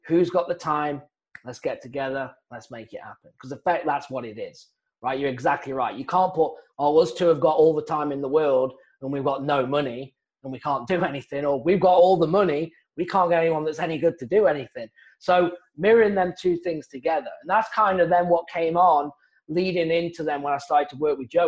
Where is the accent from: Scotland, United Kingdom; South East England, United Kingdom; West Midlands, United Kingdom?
South East England, United Kingdom; moved away as an adult; also born or lived in Phoenix, Arizona, United States; now in United States; originally, I'm from England, and I was a golf professional, and I came out to the United States, stayed here